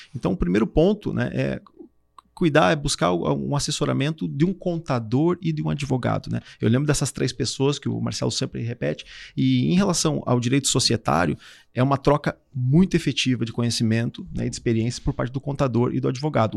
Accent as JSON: {"language": "Portuguese", "town": "Curitibanos", "region": "Santa Catarina", "country": "Brazil", "tie": "born or raised there", "moved": "as an adult", "lives_now": "Florianópolis, Brazil", "said": "sou natural do Curitibano, sou catarinense"}